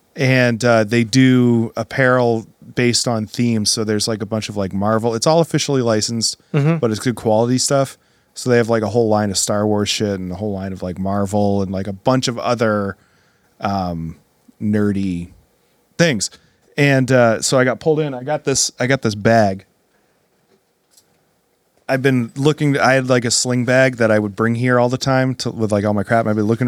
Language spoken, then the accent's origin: English; Gardner, Massachusetts, United States; I grew up in Gardner and I lived in Gardner